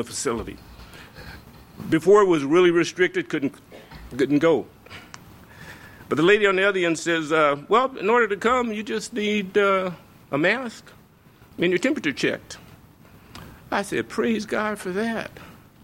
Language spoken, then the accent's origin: English; Louisiana, United States; moved away; I'm from Louisiana